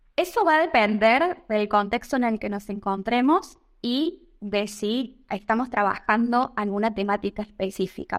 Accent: Argentina; moved away as an adult; now in Italy; desde hace un año o ya que salí de Argentina

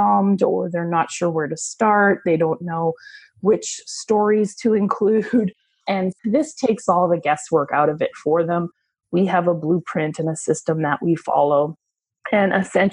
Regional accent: Canada; moved away as an adult; now in Tampa, United States; I'm a Canadian who moved to Tampa, Florida about 6 years ago in search of better weather and a lower cost of living

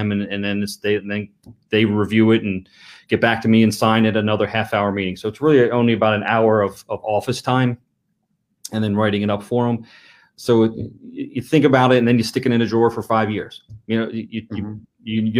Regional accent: Lancaster County, Pennsylvania, United States; moved away as an adult; now in Montgomery County, United States; I grew up in Lancaster County. I was a farm boy from Lancaster County.

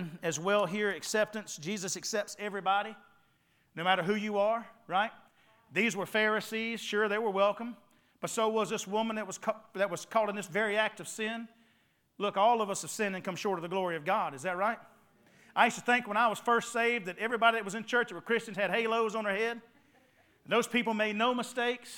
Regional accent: Ware Shoals, South Carolina, United States; also born or lived in Jacksonville, North Carolina; Grew up in Wareshoals area

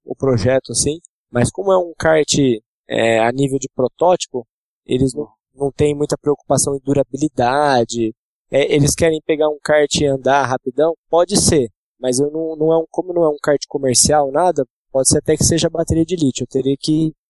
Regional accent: Campinas, São Paulo, Brazil; nós somos da cidade de Campinas

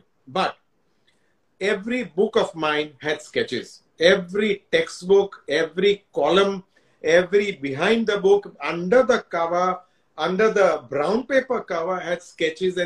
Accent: Mumbai, Maharashtra, India; I grew up in the Parsi colony

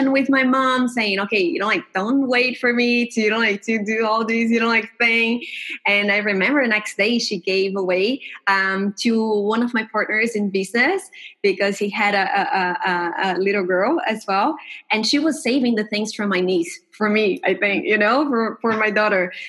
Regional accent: Brazil; I'm from Brazil

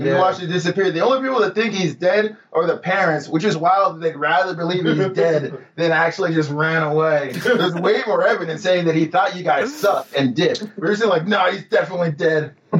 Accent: Chicago, Illinois, United States; No, I'm like, yo, I'm from Chi-Town, motherfucker.

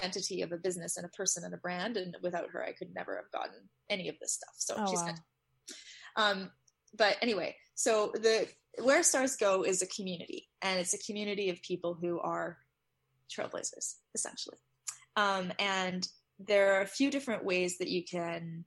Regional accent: Canada; I'm Canadian

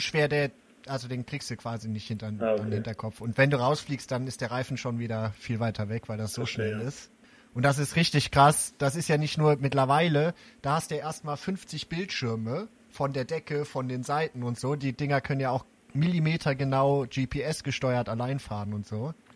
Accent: Braunschweig, Lower Saxony, Germany; moved away; aus Braunschweig, meiner alten Heimat

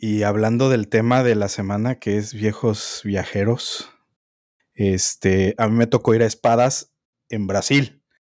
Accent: Mexico City, Mexico; yo soy chilango, güey, y me tocó construcción de segundo piso, moverme del norte del DF al sur del DF

